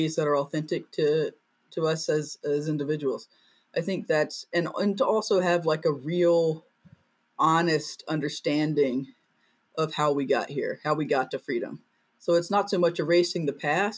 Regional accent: Greensboro, North Carolina, United States; I'm originally from Greensboro, North Carolina

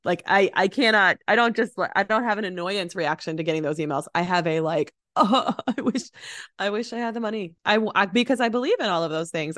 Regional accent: Chicago, Illinois, United States; also born or lived in Morocco; now in Racine, Wisconsin, United States; I love Chicago. Uh, it, it'll always be home

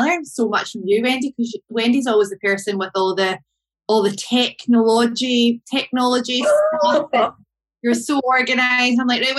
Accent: Glasgow, Scotland, United Kingdom; I'm from Glasgow.

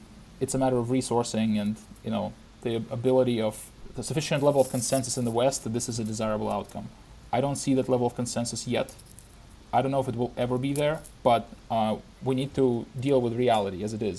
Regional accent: Ukraine; moved away as an adult; also born or lived in Moscow, Russia / United States / San Francisco, United States; I grew up in Ukraine, finished high school, went to Moscow to do my undergrad and lived there for 6 years, did my master's as well, and then came to the U.S. for my PhD, and after my PhD went to Silicon Valley

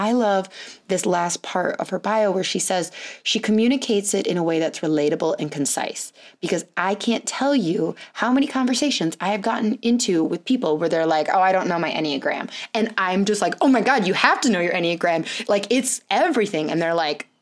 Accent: California, United States; moved away; I was born in California, lived there for multiple years, and went back and would spend like a lot of my summer there for multiple years to visit my dad

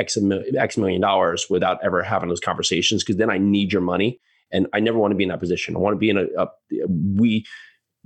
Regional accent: United States; also born or lived in New York City; we born and raised on the East Coast, you know, right outside New York City, lived in New York City for a while

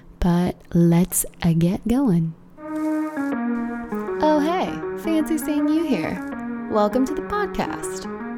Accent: California, United States; Just Southern California, plain and simple. Born and raised my whole life.

